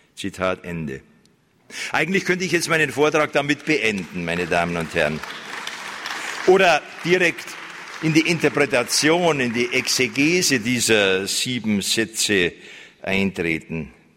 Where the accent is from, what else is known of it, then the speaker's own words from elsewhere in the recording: Germany; bei uns in Deutschland